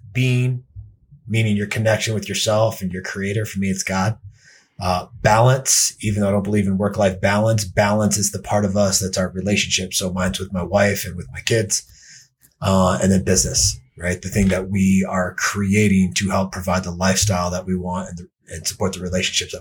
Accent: Denver, Colorado, United States; I'm from Denver, Colorado. I've been out here since 1996

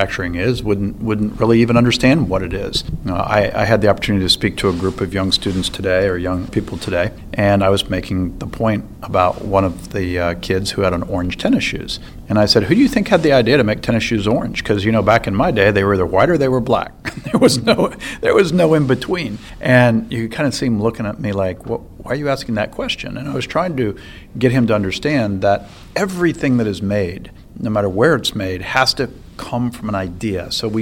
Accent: Ohio, United States; my home state

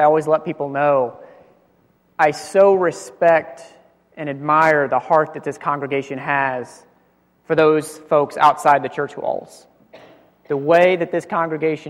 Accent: United States

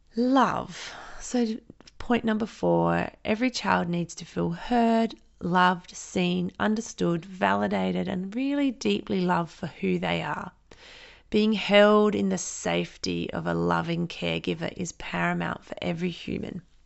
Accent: Renmark, South Australia, Australia; now in Adelaide, Australia; I grew up in Renmark, which is a small country town three hours outside of Adelaide in South Australia.

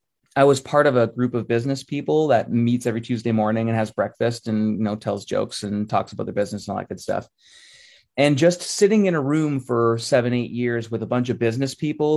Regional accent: Halifax, Nova Scotia, Canada; born there; I was born in Halifax in 1977.

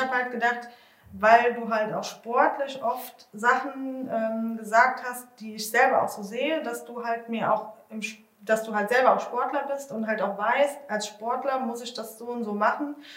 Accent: Bad Marienberg, Rhineland-Palatinate, Germany; ich komme aus Bad Marienberg

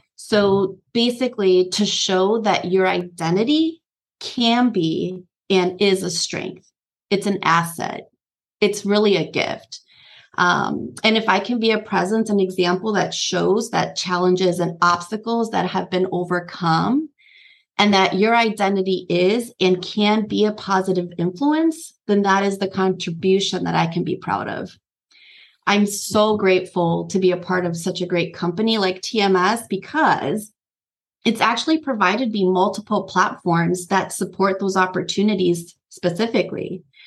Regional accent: Nicaragua; I was actually born in Nicaragua, a Central American country.

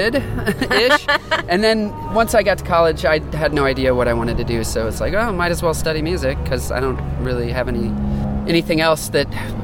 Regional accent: Kentucky, United States; Yeah, I grew up there.

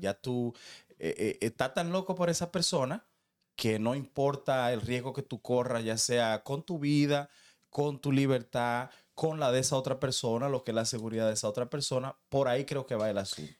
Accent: Dominican Republic; como dominicano

